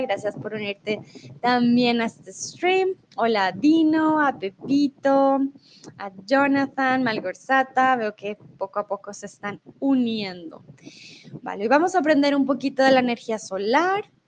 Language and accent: Spanish; Colombia; now in Mexico; soy de Colombia y en estos momentos estoy en México